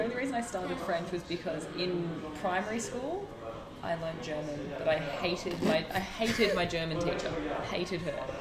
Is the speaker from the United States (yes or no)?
no; Melbourne, Victoria, Australia; moved away as an adult; now in France; I'm from Melbourne in Australia. And I'm currently living in France